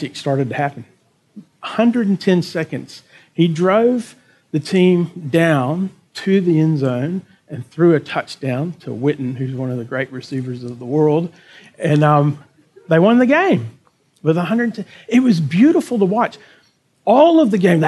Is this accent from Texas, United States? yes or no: yes; Texas, United States; moved away as an adult; now in Berwick, Australia; as a Texan and as an American